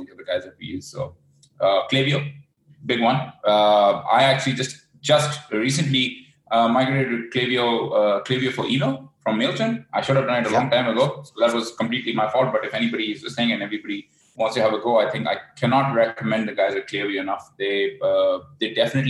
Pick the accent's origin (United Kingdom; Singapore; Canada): Canada; Vancouver, British Columbia; also born or lived in Bangkok; I'm originally from Vancouver, but I spend a few months of the year here in Bangkok